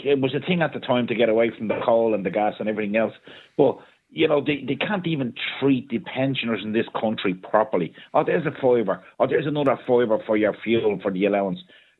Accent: Ballyferma, Ireland; I grew up in Ballyferma in a working class house where there was no central heating and we had the coal fire on.

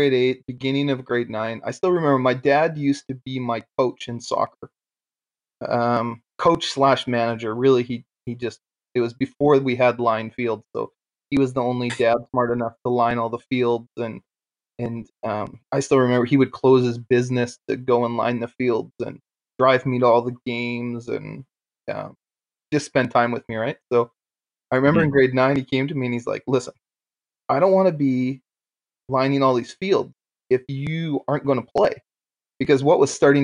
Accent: Aldergrove, British Columbia, Canada; moved away; also born or lived in Antigonish, Nova Scotia; I'm from Aldergrove

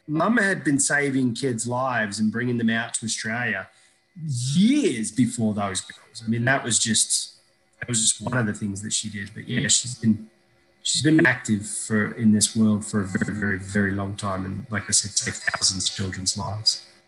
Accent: Iraq; born or raised there; moved away

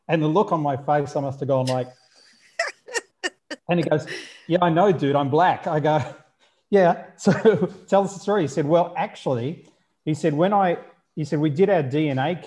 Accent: Melbourne, Victoria, Australia; I was born in Melbourne

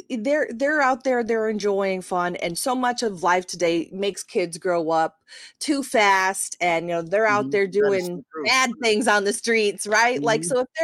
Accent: Michigan, United States; now in Florida, United States; growing up in Michigan

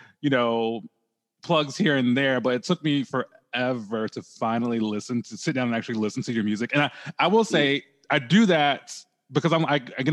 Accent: Bay Minette, Alabama, United States; I'm actually from Bay Minette.

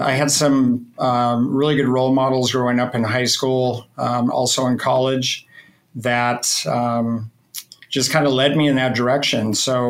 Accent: Oregon coast, United States; I was raised on the Oregon coast, really small town, dairy farm kid.

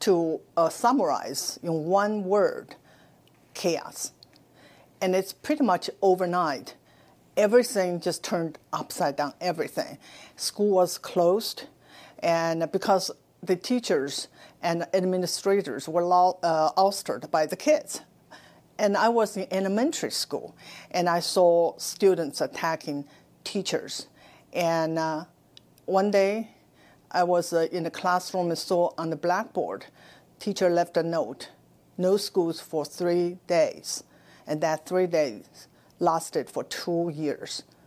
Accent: China; moved away as an adult; now in United States; I was born in China. I spent my first 26 years in Mao's China

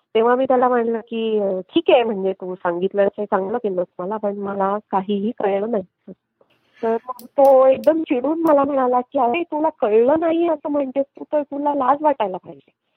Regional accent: Nashik, Maharashtra, India; मी नाशिकची आहे आणि माझं माहेर सासर दोन्ही नाशिक आणि I was born and brought up in Nashik

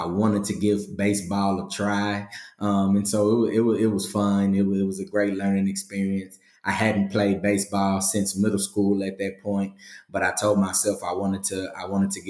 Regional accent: Galveston, Texas, United States; also born or lived in Missouri City, Texas; I'm from Galveston, Texas, born and raised. I moved to the greater Houston area, Missouri City, Texas. I was about 14 years old

